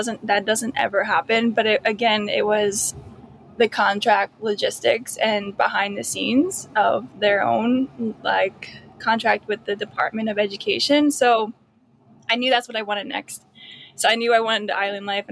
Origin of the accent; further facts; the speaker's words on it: Bucks County, Pennsylvania, United States; moved away as an adult; also born or lived in Bakersfield, California / St. Thomas; I grew up in Pennsylvania. Around the Bucks County area.